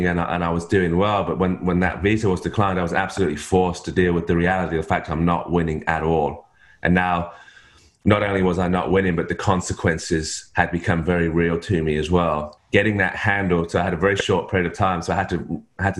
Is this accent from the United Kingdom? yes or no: yes; England, United Kingdom; moved away as an adult; now in Australia; I'm in Australia, but I'm not Australian. My wife's Australian. I'm English.